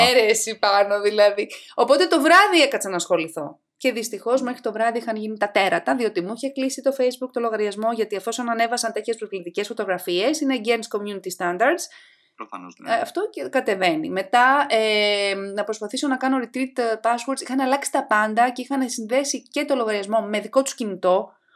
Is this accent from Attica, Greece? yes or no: yes; outskirts of Athens, Attica, Greece; also born or lived in Thessaloniki, Greece / Nottingham, United Kingdom / London, United Kingdom; είμαι από τα Πέριξ των Αθηνών